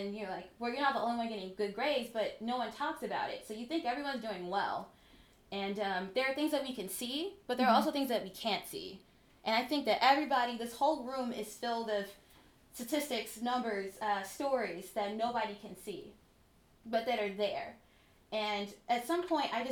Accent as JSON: {"language": "English", "region": "Mississippi", "country": "United States", "also_born_or_lived": "Philadelphia / Ithaca", "moved": "as an adult", "said": "I was from Mississippi and I assumed that, well, first of all, I live in a town of 5,000 people"}